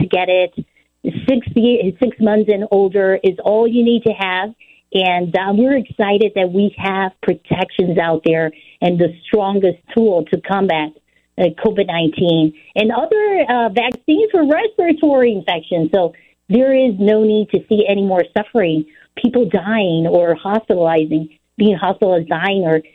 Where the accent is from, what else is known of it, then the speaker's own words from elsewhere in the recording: Puerto Rico; also born or lived in New York / Illinois; now in Chicago, United States; I was born in New York, raised in Puerto Rico, so I come from a commonwealth.